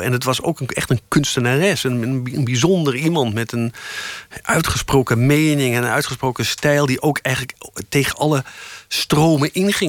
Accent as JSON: {"language": "Dutch", "town": "Amstelveen", "region": "North Holland", "country": "Netherlands", "tie": "born or raised there", "said": "ik kwam uit Amstelveen. Ik had, ik, had, ik, ik had eerst op een nonnen kleuterschool gezeten"}